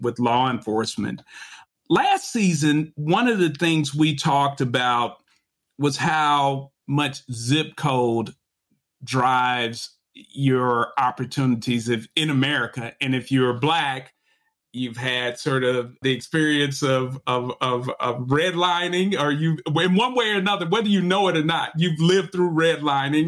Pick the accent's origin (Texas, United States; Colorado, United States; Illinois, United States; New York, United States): Illinois, United States; Chicago; moved away as an adult; I am a Chicagoan and my mom taught at Beethoven Elementary, which is on 47th Street